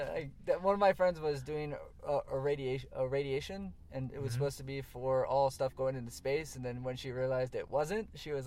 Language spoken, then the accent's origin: English; Florida, United States; now in Los Angeles, United States; I have family in New York, and some of my family's out here, too. But I'm from Florida, so when I moved out here